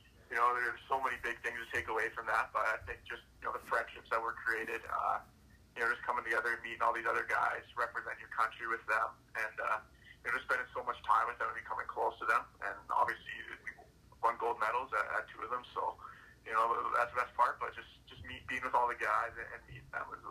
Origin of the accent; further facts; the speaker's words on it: Yukon, Canada; We kind of just watch whatever games were on TV, so it was mostly the Canucks, being the closest team.